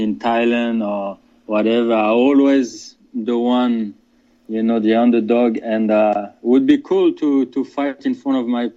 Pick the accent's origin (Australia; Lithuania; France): France; now in Geneva, Switzerland; I was born and raised in France, but I live now in Switzerland.